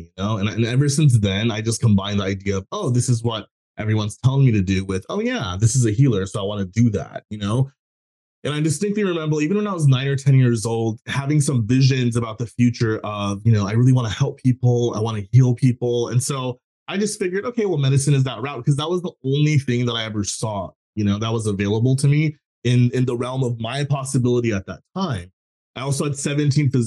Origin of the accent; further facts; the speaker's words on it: Texas, United States; I grew up in a South Asian family. I was born in Texas.